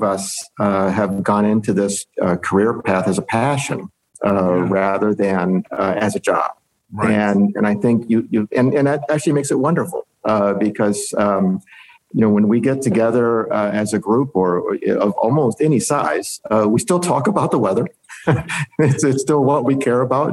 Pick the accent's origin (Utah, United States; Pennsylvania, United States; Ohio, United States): Ohio, United States; I grew up in the Midwest in Ohio